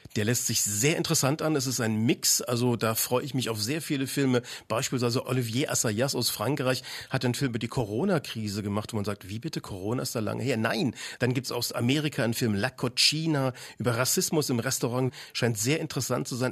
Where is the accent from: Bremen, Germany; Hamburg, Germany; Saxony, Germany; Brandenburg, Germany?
Saxony, Germany; Leipzig; aus meiner Heimatstadt, aus Leipzig